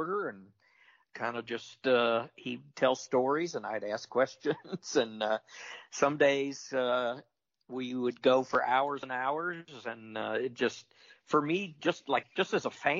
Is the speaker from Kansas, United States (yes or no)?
yes; Topeka, Kansas, United States; my hometown, I mentioned earlier, Topeka, Kansas